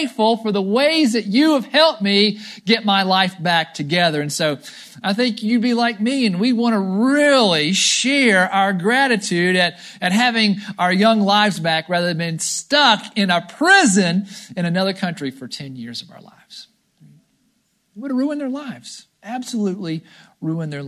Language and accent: English; United States; I was born in America.